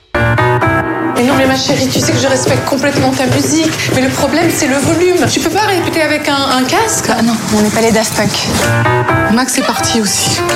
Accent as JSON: {"language": "French", "town": "Nice", "region": "Provence-Alpes-Côte d'Azur", "country": "France", "tie": "born or raised there", "also_born_or_lived": "Paris", "moved": "as an adult", "said": "j'ai passé toute mon enfance à Nice et je suis restée à Nice jusqu'au moment où j'ai décidé d'être comédienne et de partir à Paris. Donc j'avais 22 ans"}